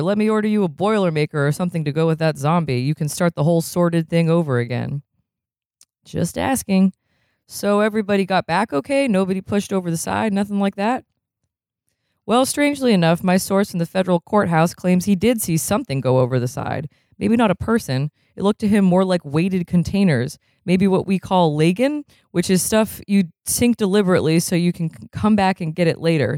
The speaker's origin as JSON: {"language": "English", "region": "Vermont", "country": "United States", "said": "I'm from Vermont."}